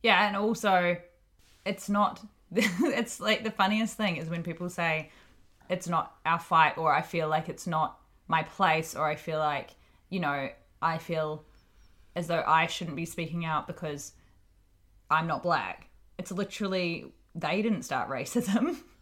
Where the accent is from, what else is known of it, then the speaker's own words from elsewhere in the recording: Hawke's Bay, New Zealand; also born or lived in Auckland, New Zealand; I'm from Hawke's Bay in New Zealand.